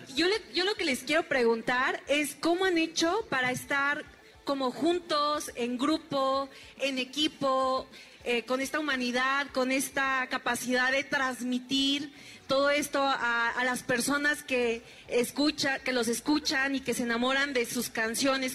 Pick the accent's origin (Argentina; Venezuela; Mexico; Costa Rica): Mexico; Nezahualcóyotl, State of Mexico; Súper contenta del Estado de México, igual de Nesa